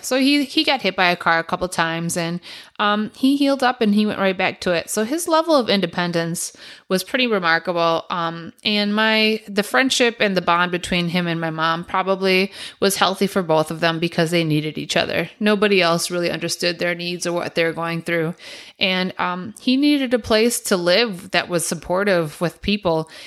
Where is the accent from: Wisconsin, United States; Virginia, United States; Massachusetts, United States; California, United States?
Wisconsin, United States; Milwaukee; we grew up on Humboldt and Brady over in Milwaukee on the east side